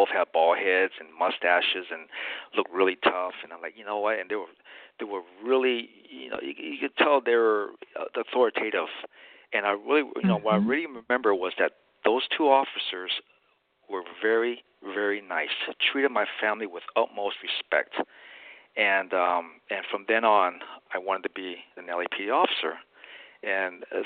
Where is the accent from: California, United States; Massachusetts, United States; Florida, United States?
California, United States; Inglewood; also born or lived in Westchester, Los Angeles; I grew up in Inglewood and Los Angeles